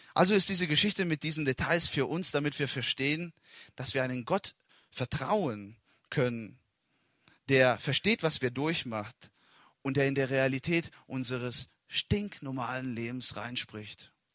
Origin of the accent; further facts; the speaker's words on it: Italy; German is a second language; moved away as an adult; now in Germany; Ich bin in Italien geboren und aufgewachsen und war 19 Jahre lang in Italien